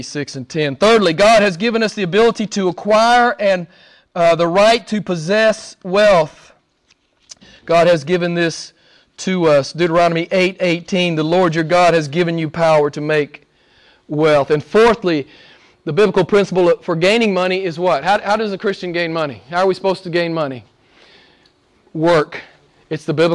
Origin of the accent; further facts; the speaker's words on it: United States; moved away; I'm an American